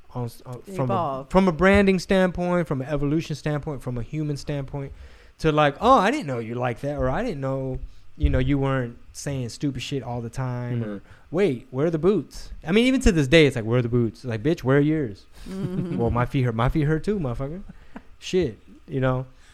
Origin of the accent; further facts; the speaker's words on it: Texas, United States; I'm from Texas